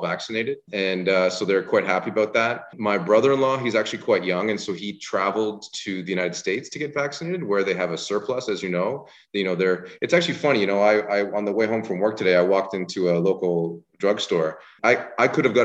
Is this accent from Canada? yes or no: yes; Canada; as a Canadian